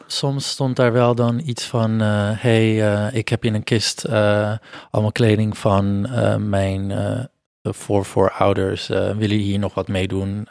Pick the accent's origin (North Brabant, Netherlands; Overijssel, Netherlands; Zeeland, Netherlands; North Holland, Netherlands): North Holland, Netherlands; Amsterdam; ik ben hier geboren, getogen, geboren in Amsterdam, maar mijn ouders komen van, zijn vanuit Portugal geëmigreerd.